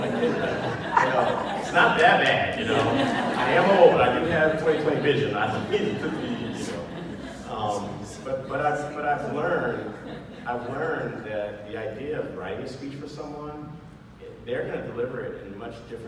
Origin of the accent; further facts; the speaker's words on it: Bay Area, California, United States; also born or lived in Monterey, California; I'm a Bay Area native. I was born in Monterey at Fort Ord, when it was still Fort Ord